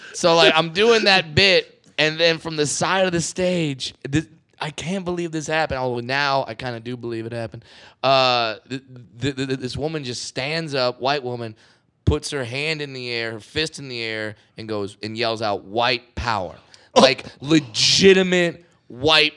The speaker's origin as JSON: {"language": "English", "region": "Southern California", "country": "United States", "said": "I'm from Southern California, where if you don't speak Spanish, you starve"}